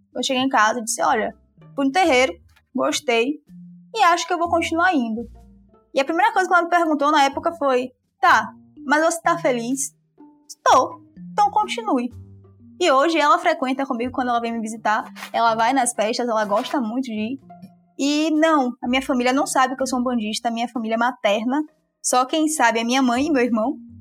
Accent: Salvador, Bahia, Brazil; moved away as an adult; now in Aracaju, Brazil; Eu sou de Salvador, mas eu me mudei para Aracaju, onde eu moro hoje, para estudar

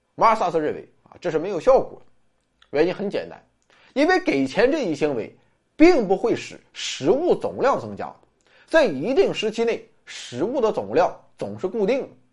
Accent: China; 我们中国人

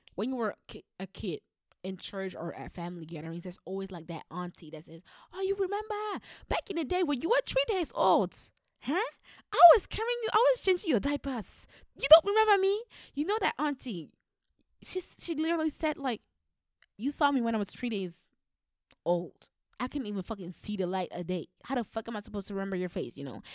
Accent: Flanders, Belgium; I've always lived in Flander-, in Flanders. And, um, I went to school in Flemish uh, in Flemish schools

